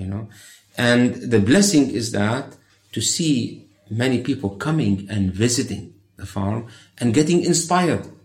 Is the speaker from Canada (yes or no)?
no; Bethlehem, West Bank, Palestine; I was born in Bethlehem.